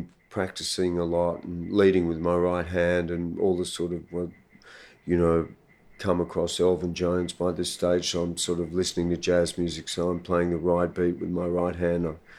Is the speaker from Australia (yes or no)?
yes; Sydney, New South Wales, Australia; I was born here in Sydney.